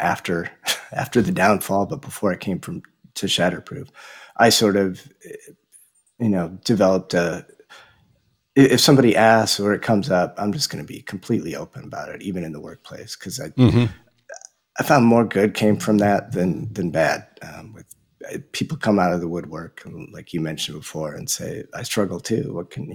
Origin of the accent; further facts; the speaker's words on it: Madison, Wisconsin, United States; I grew up in the Midwest